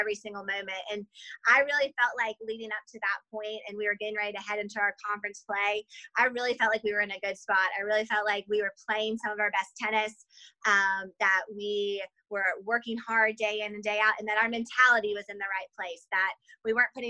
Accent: Spartanburg, South Carolina, United States; I grew up here in Spartanburg, and so this is home to me

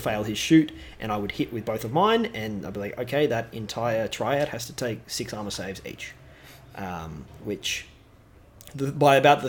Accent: Newcastle, New South Wales, Australia; now in Melbourne, Australia; I am from Newcastle myself, so as a New South Welshman, I am and a Novocastrian through and through.

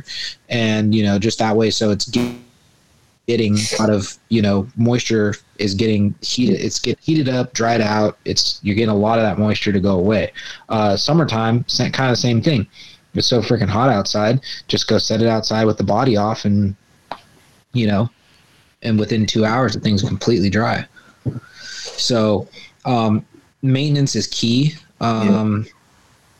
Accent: Bay Area, California, United States; I'm from the Bay Area

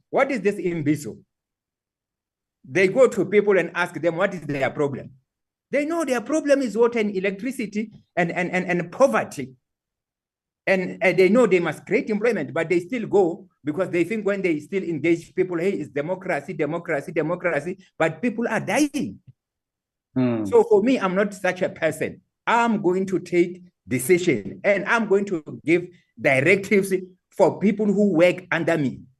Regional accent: Qwaqwa, Maluti-a-Phofung, Free State, South Africa; I come from Kwakwa and I'm very proud that I come from that uh, area of uh, uh, Maluti, Apofu

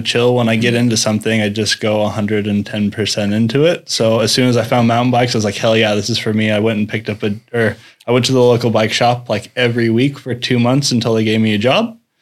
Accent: Salt Lake City, Utah, United States; moved away as an adult; now in Norway; I'm originally I'm from Salt Lake City, Utah.

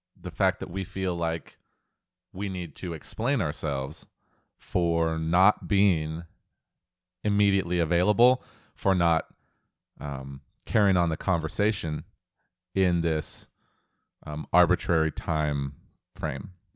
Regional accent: Pacific Northwest, United States; I was born and raised in the Pacific Northwest

